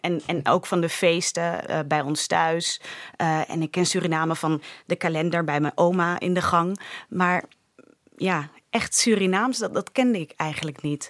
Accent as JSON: {"language": "Dutch", "town": "Leiden", "region": "South Holland", "country": "Netherlands", "accent": "super Hollands", "said": "ik kom eigenlijk uit Leiden"}